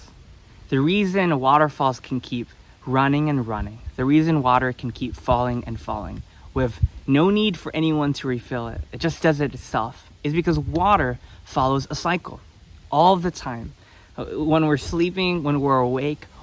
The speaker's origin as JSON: {"language": "English", "country": "United States", "said": "I'm from the United States"}